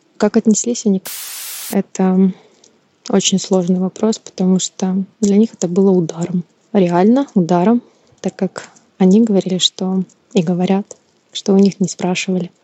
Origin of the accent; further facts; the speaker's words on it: Kyiv, Ukraine; also born or lived in Crimea; Я коренная украинка. Мне 35 лет. Родилась в прекрасном городе, столице Украины, Киев.